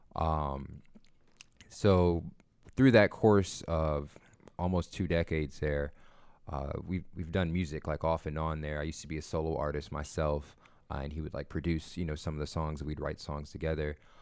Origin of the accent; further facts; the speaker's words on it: Akron, Ohio, United States; I'm from Akron.